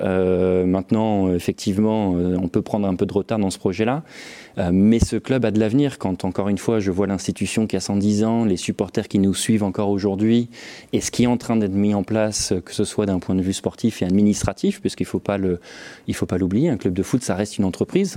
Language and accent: French; Valenciennes, Hauts-de-France, France; moved away as an adult; je suis originaire de Valenciennes, donc j'y ai vécu jusqu'à mes 20 ans